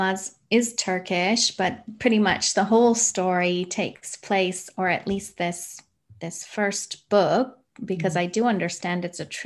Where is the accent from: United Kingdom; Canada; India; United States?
Canada; I grew up in Canada.